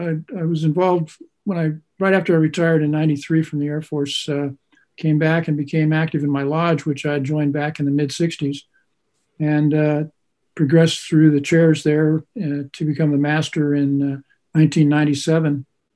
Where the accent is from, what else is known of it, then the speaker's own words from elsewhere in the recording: Washington, United States; moved away as an adult; also born or lived in Omaha, Nebraska; after I retired and moved back to my home state in the state of Washington